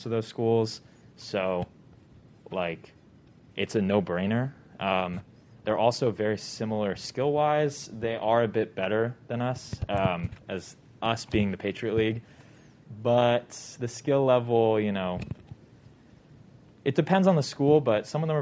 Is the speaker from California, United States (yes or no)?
yes; Bay Area, California, United States; moved away; I am from the Bay Area